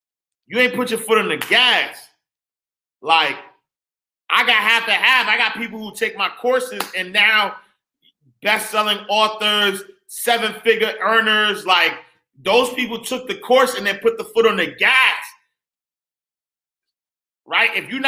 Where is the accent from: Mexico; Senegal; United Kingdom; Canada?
Senegal; By the way, I'm originally from Senegal. Fat shout, Senegal in the building.